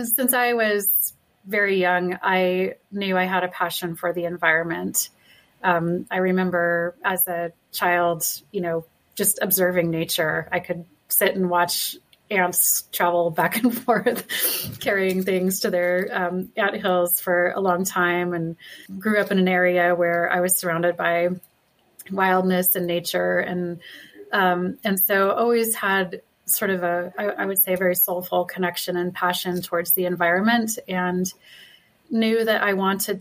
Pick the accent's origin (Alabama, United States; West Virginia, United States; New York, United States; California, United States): California, United States; Malibu; now in Salt Lake City, United States; So I grew up in Malibu, California, you know, during the summers and on weekends